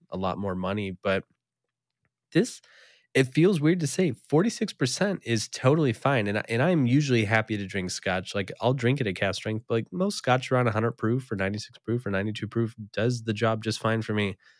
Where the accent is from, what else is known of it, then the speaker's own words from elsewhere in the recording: East Coast, United States; moved away; I did spend a number of years growing up on the East Coast